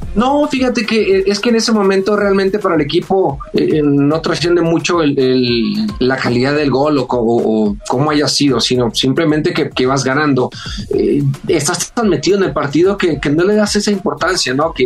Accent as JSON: {"language": "Spanish", "town": "Culiacán", "region": "Sinaloa", "country": "Mexico", "tie": "born or raised there", "also_born_or_lived": "Guadalajara", "moved": "as an adult", "said": "de Culiacán, de mi pueblo salí como a los 19 años"}